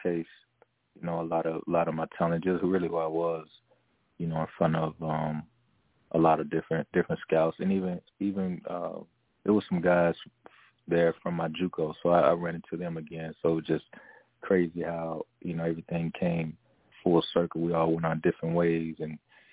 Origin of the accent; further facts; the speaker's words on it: Arkansas, United States; my home state, I've always, you know, loved Arkansas